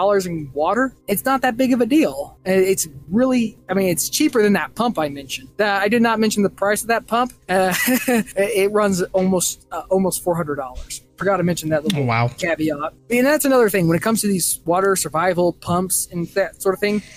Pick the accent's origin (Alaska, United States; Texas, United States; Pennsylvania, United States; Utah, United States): Texas, United States; I'm from Texas, and it's hot there